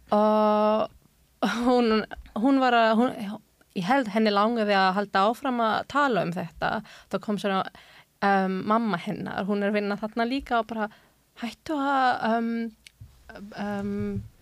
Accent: England, United Kingdom; Icelandic is a second language; also born or lived in Germany / Pakistan (parents); now in Iceland; ég fættis í Þískaland og ólst upp á um, Englandi

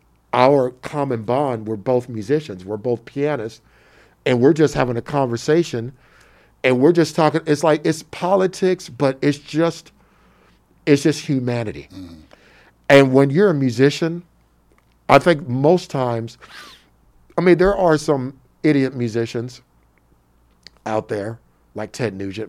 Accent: United States; accent: American; my American accent.

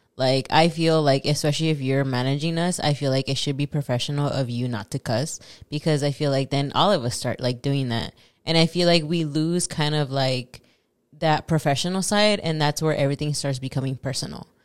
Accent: Los Angeles, California, United States; first language Spanish; English is a second language; I'm from Los Angeles, so I have another accent.

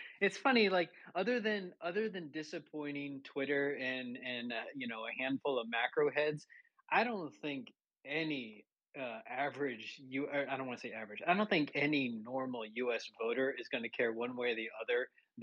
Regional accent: Texas, United States; also born or lived in Oklahoma; growing up in Texas and going to school in Oklahoma

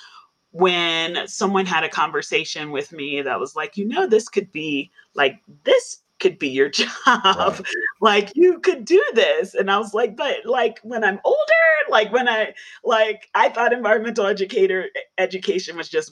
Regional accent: New York City, New York, United States; now in Denver, United States; I grew up in the Bronx

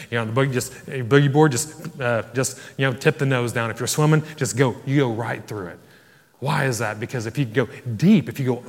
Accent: Ireland; And probably not because we're from Ireland, amen?

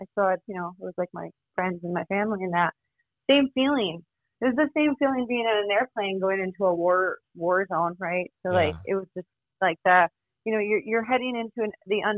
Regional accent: Florida, United States; So I'm from Florida.

